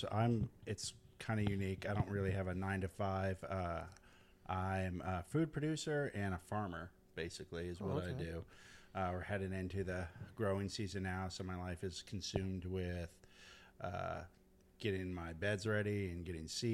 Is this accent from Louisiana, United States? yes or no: yes; New Orleans, Louisiana, United States; now in Collinsville, United States; I'm originally from New Orleans, Louisiana